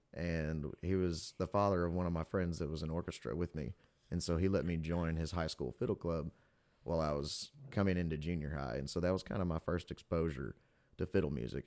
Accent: Pickwick, Tennessee, United States; now in Katy, United States; I'm from Tennessee.

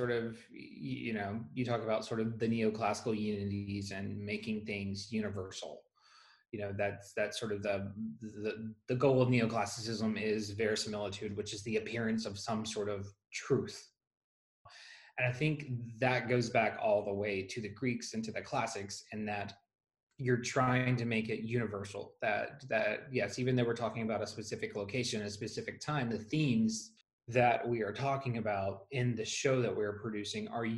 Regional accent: Gulfport, Mississippi, United States; moved away; I am originally from Gulfport, Mississippi, so I'm a native Mississippian

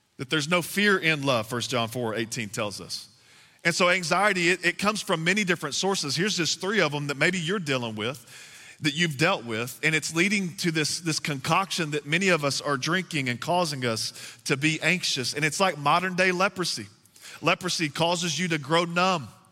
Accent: Texas, United States; moved away; I am from the South. I'm from Texas, and we got to go back home to Texas

